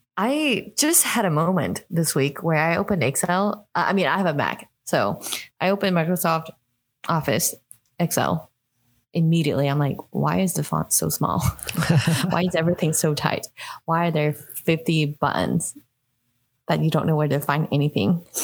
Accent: Hong Kong; moved away; I grew up in Hong Kong

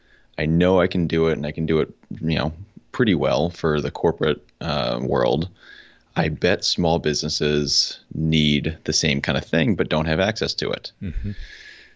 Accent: Connecticut, United States; now in Charlotte, United States; I'm originally from Connecticut, which we were just talking about. We're very proud of our pizza there. And it's one of the bright spots of Connecticut. But I moved down to Charlotte, North Carolina, because there's a whole lot more going on down here.

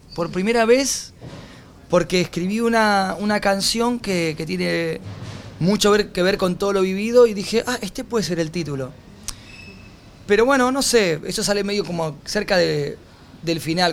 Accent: Argentina; moved away as an adult; also born or lived in Mexico; Cuando volví a Argentina

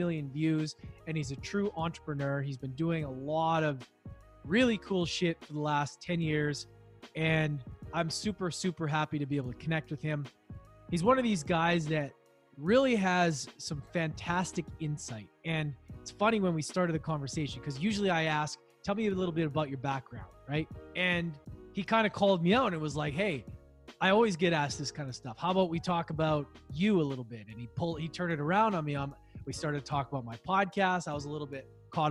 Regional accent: Canada; now in Vancouver, Canada; I'm in Vancouver. That's quite a ways away, but we're still Canadian.

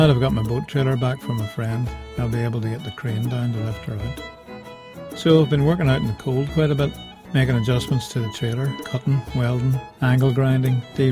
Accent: Northern Ireland, United Kingdom; from Northern Ireland my passport says British, I don't claim to be British, but Irish.

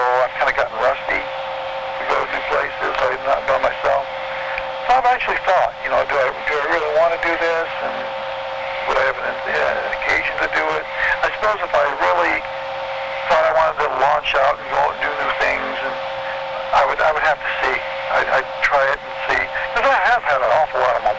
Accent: Detroit, Michigan, United States; growing up in the Detroit area here

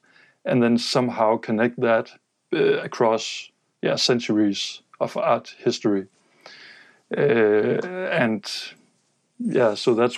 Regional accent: Denmark; growing up in Denmark

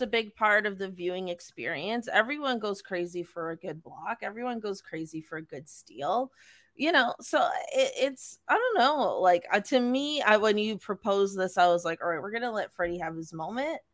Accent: Toronto, Ontario, Canada; we're from Toronto

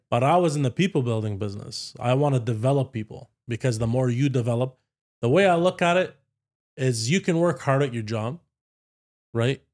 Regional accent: Ottawa, Ontario, Canada; I grew up with a Paki family here

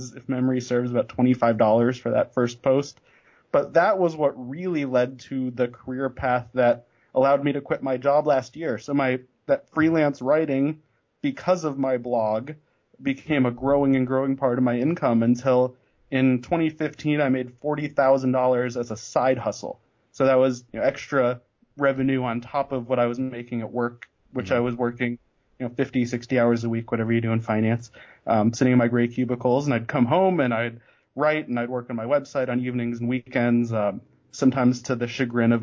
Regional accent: Denver, Colorado, United States; I grew up in the Denver area.

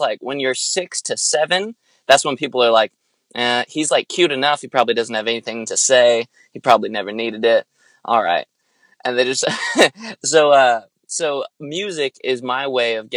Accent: Lancaster, California, United States; moved away as an adult; now in Santa Barbara, United States; I'm originally from Lancaster, California. It's like an hour north

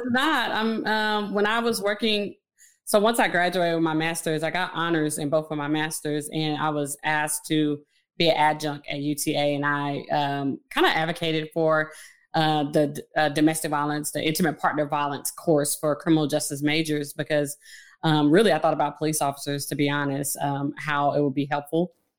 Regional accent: Fort Worth, Texas, United States; I am from Fort Worth, Texas. Uh, I am a graduate of Alderton Heights High School, class of two thousand one.

